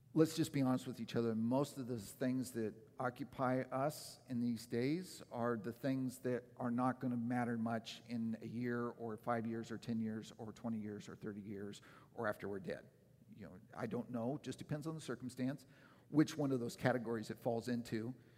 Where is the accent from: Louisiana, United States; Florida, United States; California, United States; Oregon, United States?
Oregon, United States; moved away; the years that I was growing up in Oregon